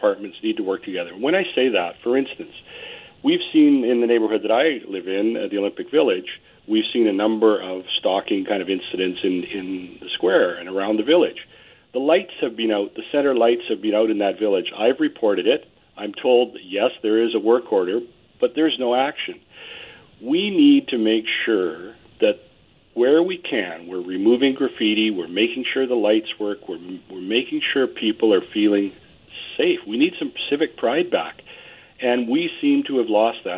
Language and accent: English; Vancouver, British Columbia, Canada; I was born in Vancouver. My father was born in Vancouver. I have a deep understanding of this city